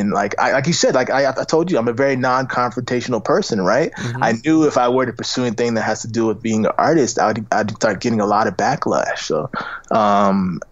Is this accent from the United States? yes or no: yes; Tampa, Florida, United States; now in Los Angeles, United States; I'm from Tampa, Florida, and we're nowhere near